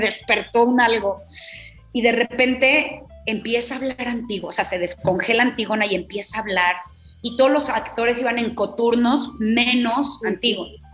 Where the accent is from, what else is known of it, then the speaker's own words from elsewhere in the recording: Aguascalientes, Mexico; Soy de Aguascalientes, mi familia no tiene nada que ver con el arte